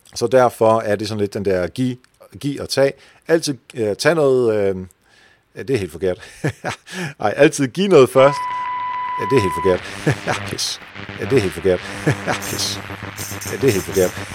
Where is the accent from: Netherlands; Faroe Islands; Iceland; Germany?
Netherlands; now in Denmark; nu kommer jeg jo fra Holland